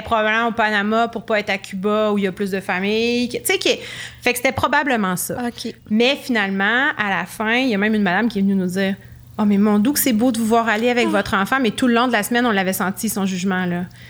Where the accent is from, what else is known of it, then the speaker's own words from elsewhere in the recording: Quebec City, Quebec, Canada; Mais les deux, on vient de Québec